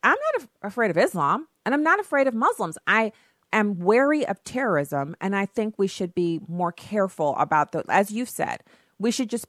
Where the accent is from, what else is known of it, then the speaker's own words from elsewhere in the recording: Germany; the way it was when I was growing up in Germany.